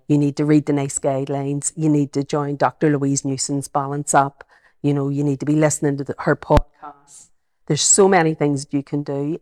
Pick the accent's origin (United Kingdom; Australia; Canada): United Kingdom; Belfast, Northern Ireland; accent: Belfast; I've got my, my Belfast accent